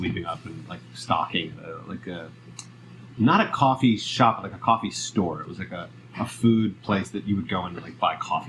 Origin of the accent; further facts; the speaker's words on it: Scarsdale, New York, United States; I grew up in Scarsdale, Westchester.